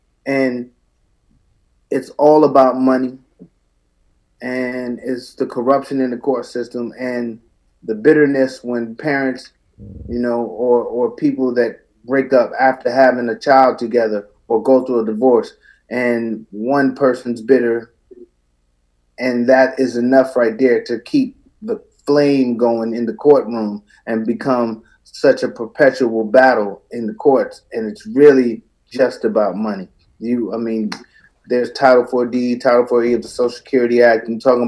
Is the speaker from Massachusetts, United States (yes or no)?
no; Queens, New York, United States; I'm a veteran of the United States Marine Corps. I'm from Jamaica, Queens, New York.